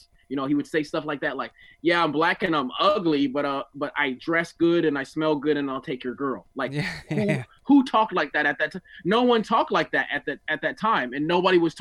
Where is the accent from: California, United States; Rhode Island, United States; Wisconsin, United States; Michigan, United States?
California, United States; Oceanside; also born or lived in Newark, New Jersey; I ended up in Oceanside. So I grew up in Oceanside